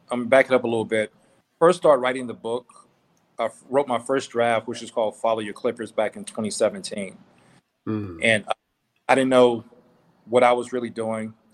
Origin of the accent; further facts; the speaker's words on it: the South, United States; So it was rain, you know, shine, sleet, or snow, as we say growing up in the South